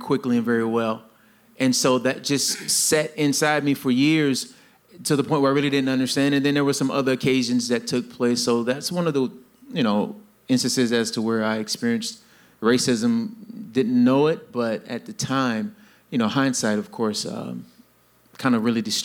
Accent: South Carolina, United States; I was born and raised in South Carolina, the heart of the South

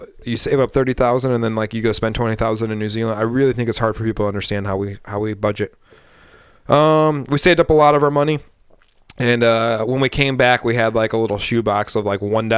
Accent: Montana, United States; we're from Montana

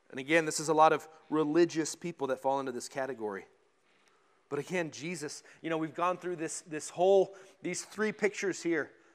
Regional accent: Colorado, United States; when I was a kid, uh, I grew up in Colorado

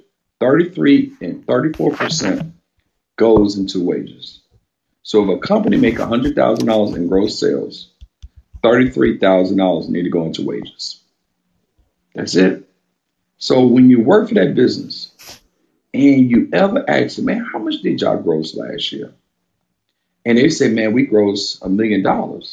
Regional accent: Baton Rouge, Louisiana, United States; where I grew up in Baton Rouge.

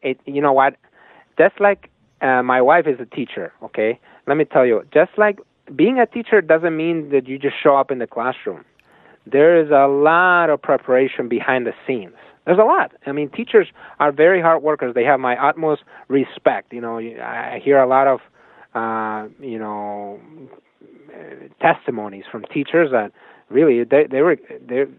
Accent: Spain; moved away as an adult; now in United States; I come from Spain

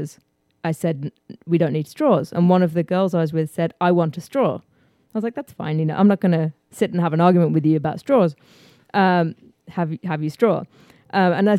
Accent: England, United Kingdom; moved away as an adult; also born or lived in New York / Houston, Texas; now in United States; I was born in England.

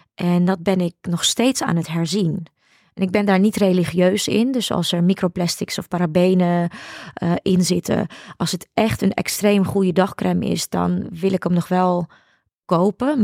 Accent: Ukraine; now in Netherlands; ik ben natuurlijk geboren in de Sovjet-Unie.

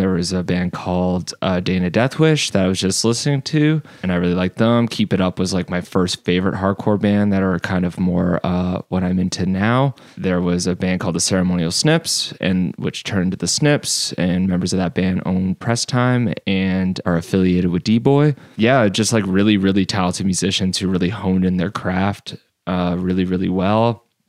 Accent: Fonthill, Ontario, Canada; I grew up in Font Hill, which is kind of like a like a suburb

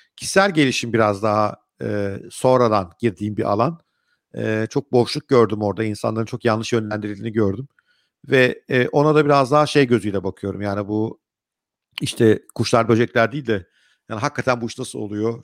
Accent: Ankara, Turkey; now in Istanbul, Turkey

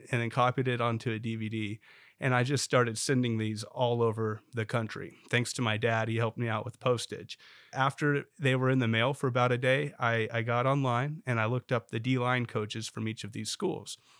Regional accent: Bartlesville, Oklahoma, United States; moved away as an adult; now in Oklahoma City, United States; I'm originally from Bartlesville

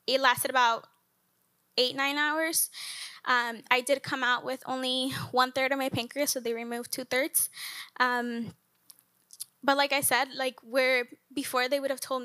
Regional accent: Colombia; moved away as an adult; now in United States; I am from Colombia

